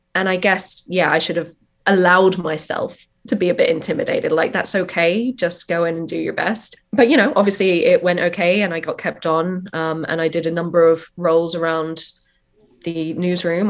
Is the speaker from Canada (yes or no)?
no; Ireland; moved away as an adult; also born or lived in New York, United States; now in London, United Kingdom; born in London, but I grew up in Ireland